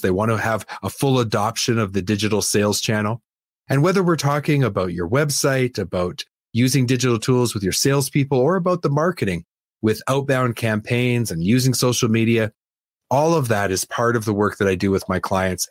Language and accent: English; Canada; I'm Canadian